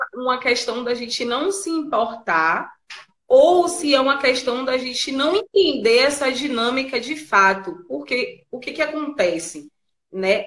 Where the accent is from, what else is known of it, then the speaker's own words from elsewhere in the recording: Bahia, Brazil; A gente é baiano, né? E a gente é baiano, é preto.